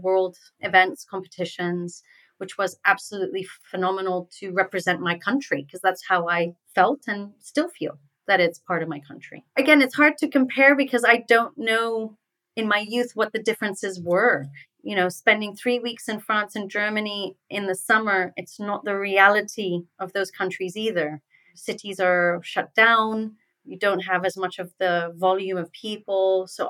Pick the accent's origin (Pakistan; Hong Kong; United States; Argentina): Hong Kong; So how was it growing up in Hong Kong? I mean, I have European parents, but I'm in an environment where I'm a minority, right?